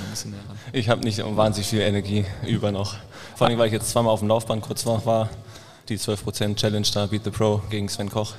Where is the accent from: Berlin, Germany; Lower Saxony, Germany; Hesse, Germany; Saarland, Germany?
Berlin, Germany; Ich komme aus Berlin